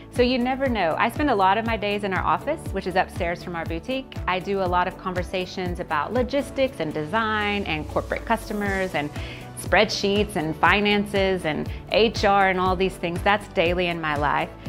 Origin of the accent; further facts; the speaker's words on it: Texas, United States; moved away as an adult; now in Malaysia; Originally, I'm from Texas in the United States, and I've been living in Malaysia